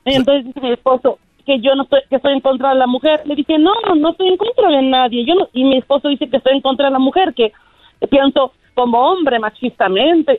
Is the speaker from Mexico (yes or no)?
yes; Mexico; Soy mexicana